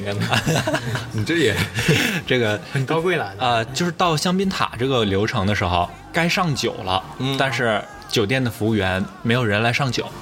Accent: Northeast China, China; 我们老家那种，东北人

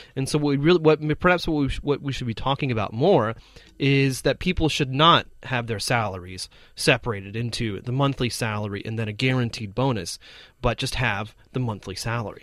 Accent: United States; now in China; my home country is that um, compared to many other developed countries, um, actually the United States

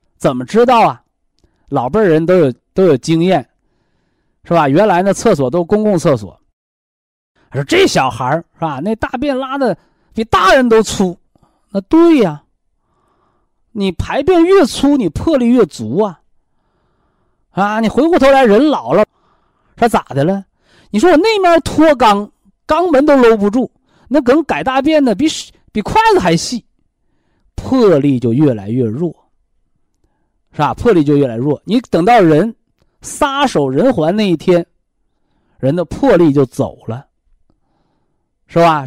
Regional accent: China; 我们中国人中医文化的大智慧

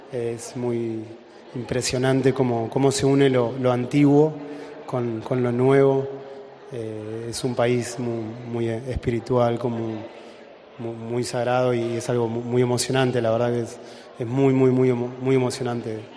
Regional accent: Argentina; Y en este en este caso nos representa a nosotros como, como argentinos, ¿no?

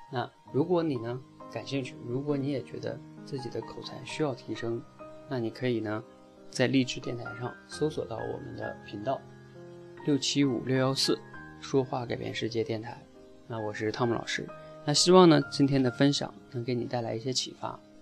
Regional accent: China; 我们出生在中国，身边，然后所有的电视，所有的节目全是在讲汉语

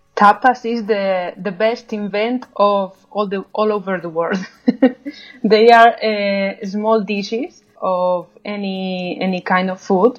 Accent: Salamanca, Castile and León, Spain; English is a second language; in my city, in Salamanca

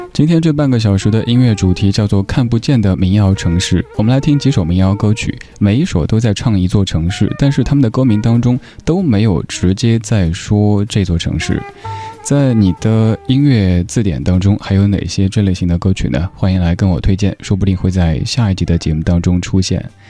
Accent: Chengdu, Sichuan, China; 我的家乡成都

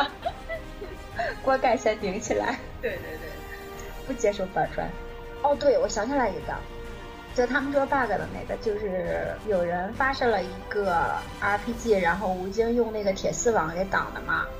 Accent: China; 我作为一个中国人

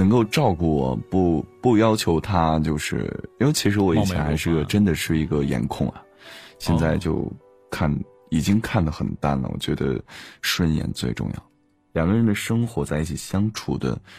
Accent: Dengfeng, Henan, China; 少林寺，我小的时候是少林寺的，就是要练一些器械的东西。

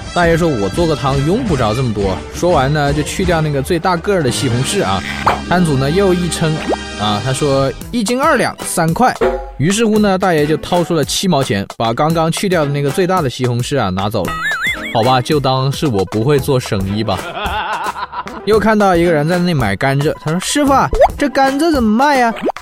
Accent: China; 车里头坐的可是我们中国人呐

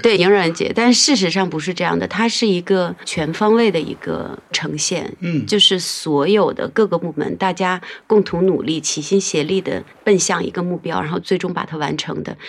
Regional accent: Handan, Hebei, China; moved away as an adult; also born or lived in Beijing; 我是在河北邯郸长大的

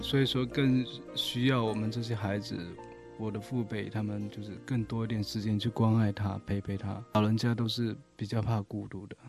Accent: Shaowu, Fujian, China; 我老家是福建南平邵武市

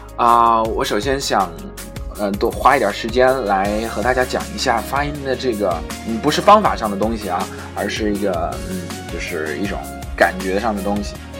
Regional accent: China; 我们中国人是，可能发得不是很夸张的时候

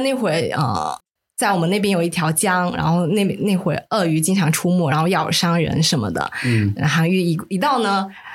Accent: Chaozhou, Guangdong, China; 我是潮州人，在潮汕地区

